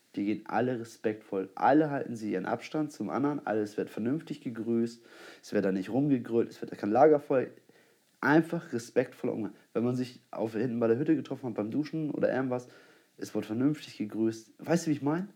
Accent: Germany; als Deutscher

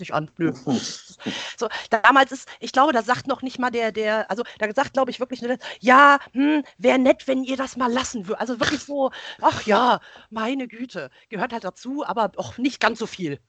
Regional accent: Wiesbaden, Hesse, Germany; Also ich komme ja gebürtig aus Wiesbaden

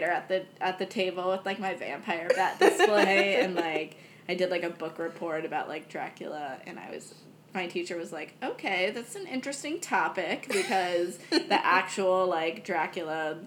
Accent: United States; I was born here in America

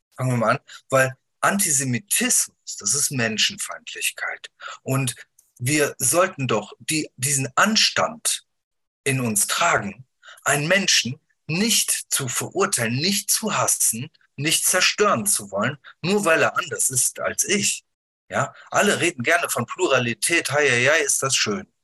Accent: Wuppertal, North Rhine-Westphalia, Germany; Ich bin geboren in Deutschland, ich bin aufgewachsen hier

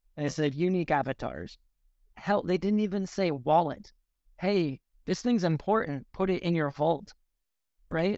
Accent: Seattle, Washington, United States; I grew up in Seattle

